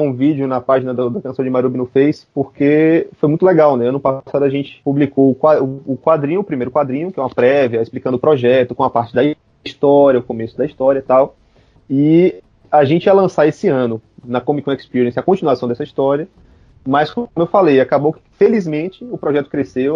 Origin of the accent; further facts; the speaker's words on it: Brazil; also born or lived in Bahia; Como brasileiros, como latino-americanos